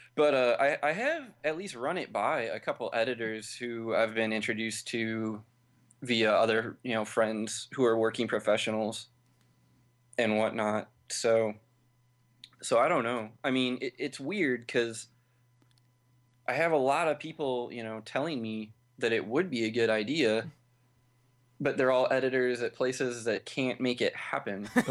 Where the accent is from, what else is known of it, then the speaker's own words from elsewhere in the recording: St. Louis, Missouri, United States; I'm from Saint Louis